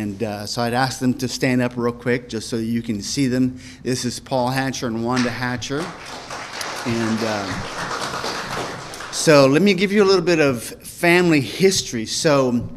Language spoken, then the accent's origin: English; Manaus, Amazonas, Brazil; moved away as an adult; now in São Paulo, Brazil; I was born in the city of Manaus, which is right here